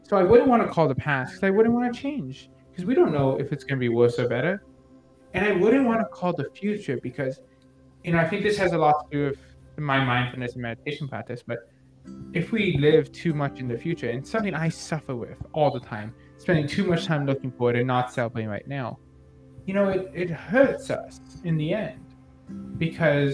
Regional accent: Canada; I'm a Canadian comic book collector

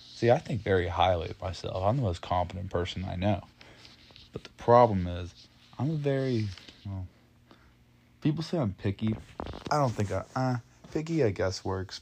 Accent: Dawsonville, Georgia, United States; born or raised there

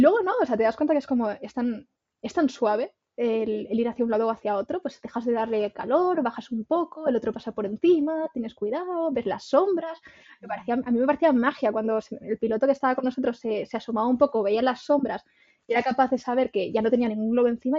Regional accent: Extremadura, Spain; yo soy de Extremadura

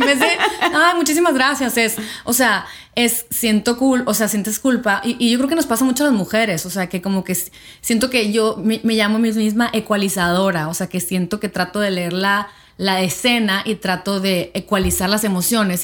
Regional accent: Mexico; nosotros como latinas, como mexicanas

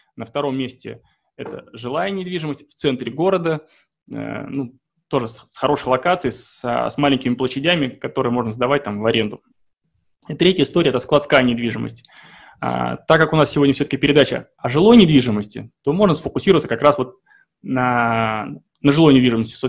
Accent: Saint Petersburg, Russia; я сам из Санкт-Петербурга

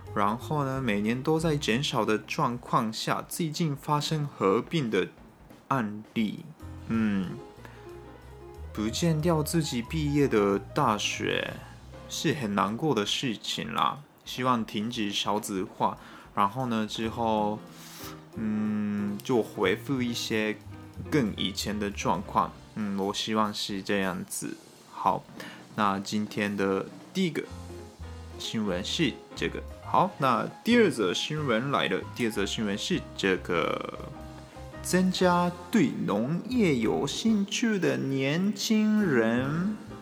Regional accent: Japan; 我们日本人考大学是蛮，还蛮辛苦的事情

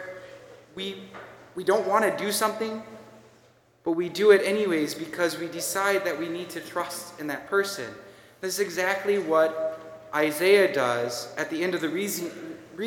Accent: Minnesota, United States; accent: Minnesotan; moved away; my Minnesotan accent

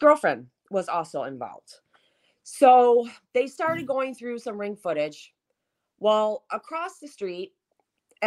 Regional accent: near Detroit, Michigan, United States; my hometown where I grew up

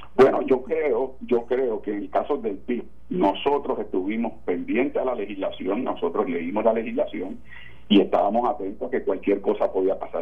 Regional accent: Puerto Rico; lo que somos puertorriqueños

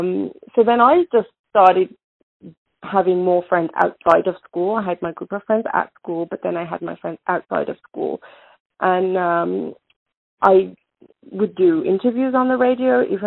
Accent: England, United Kingdom; I was born in England. My parents are both Indian

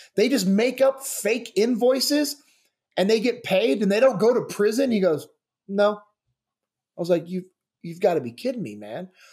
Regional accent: Sacramento, California, United States; moved away as an adult; also born or lived in Mississippi / Memphis; I grew up in Sacramento, California

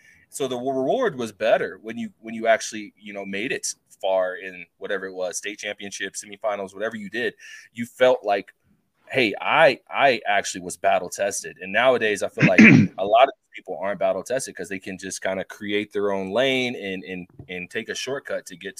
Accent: Texas, United States; now in Colorado, United States; Like here in Colorado, like growing up in Texas

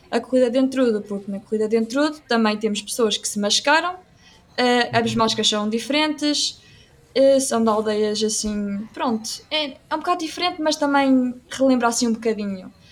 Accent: Aveiro, Centro, Portugal; also born or lived in Anadia; eu sou de Aveiro

